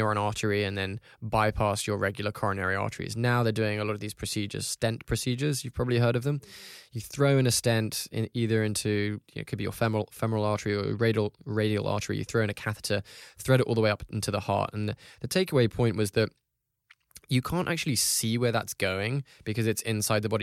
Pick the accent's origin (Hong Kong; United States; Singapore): Hong Kong; I grew up in Hong Kong